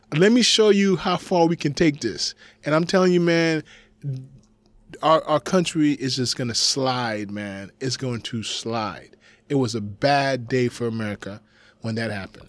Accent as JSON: {"language": "English", "country": "United States", "said": "I am coming to you as an American."}